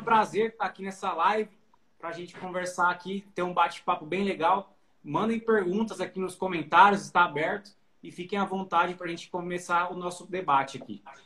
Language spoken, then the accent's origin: Portuguese; Presidente Prudente, São Paulo, Brazil; Sou aqui do interior de São Paulo, Presidente Prudente